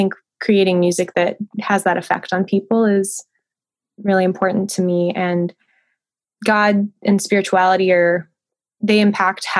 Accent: Santa Monica, California, United States; moved away as an adult; also born or lived in Portland; now in Nashville, United States; I'm born and raised in Southern California, like grew up in Santa Monica, lived in the LA region most of my life, with the exception of college in Portland

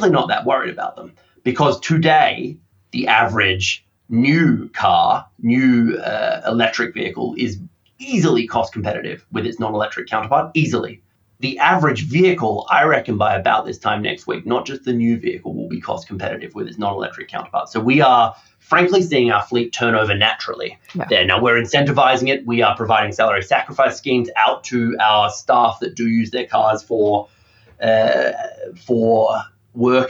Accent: Australia; now in United Kingdom; as an Australian

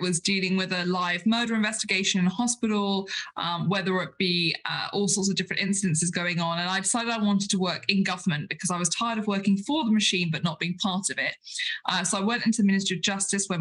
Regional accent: United Kingdom; we as British parliamentarians

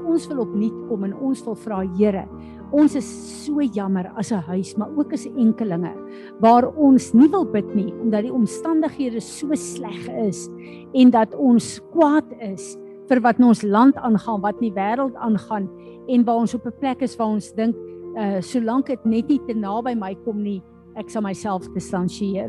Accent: South Africa; Ek en jy is Suid-Afrikaners

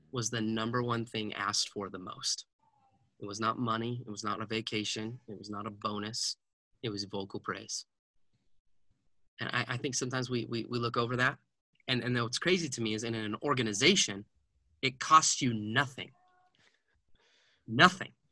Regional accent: Heber City, Utah, United States; we grew up in Heber City, Utah, and that place, Wasatch High School, breeds wrestlers

